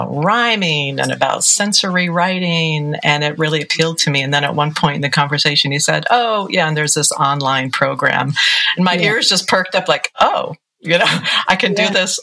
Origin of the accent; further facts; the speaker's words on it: Ann Arbor, Michigan, United States; moved away as an adult; now in Massachusetts, United States; I grew up in Ann Arbor, Michigan, and am now living in Massachusetts